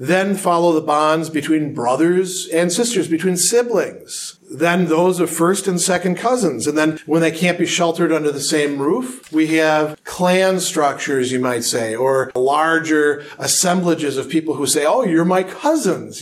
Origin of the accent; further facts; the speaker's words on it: Milwaukee, Wisconsin, United States; I identify as a person from Wisconsin